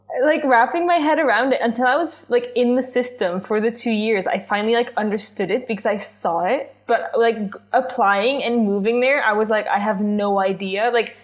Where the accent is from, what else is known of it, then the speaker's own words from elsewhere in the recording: Czechia; English is a second language; when I tell them that I'm Czech, they're like, oh, but your English is so good.